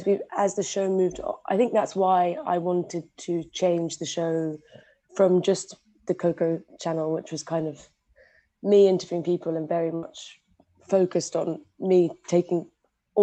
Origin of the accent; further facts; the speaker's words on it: London, United Kingdom; moved away; I'm from London, she'd have BBC Radio 4 on in every single room in the house.